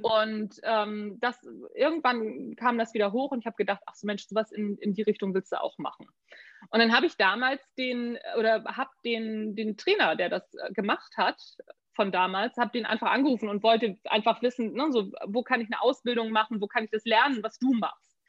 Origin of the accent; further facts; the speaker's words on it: Neu Wulmstorf, Lower Saxony, Germany; also born or lived in Hamburg / United States; Neuwurmsdorf bin ich aufgewachsen